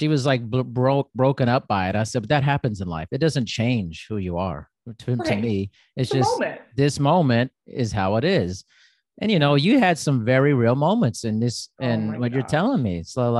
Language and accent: English; Germany; Like, I grew up in Europe too, like partially. So it's like I was born in Germany and there's just some more directness about it.